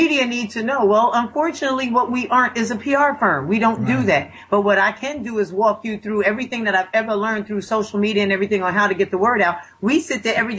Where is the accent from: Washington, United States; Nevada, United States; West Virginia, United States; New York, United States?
New York, United States; Elmsford; I grew up in Elmsford, New York, 10523